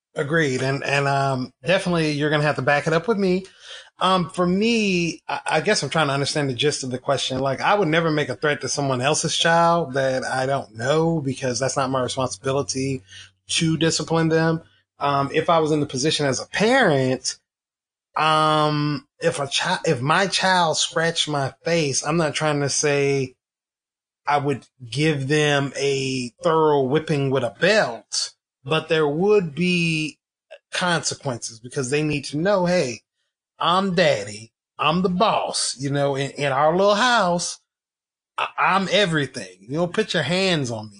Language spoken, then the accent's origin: English; the South, United States; I was raised in the South